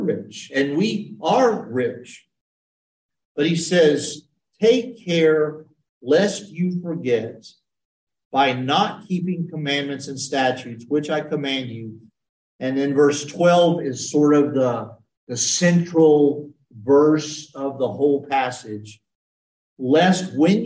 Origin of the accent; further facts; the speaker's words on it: United States; I'm an American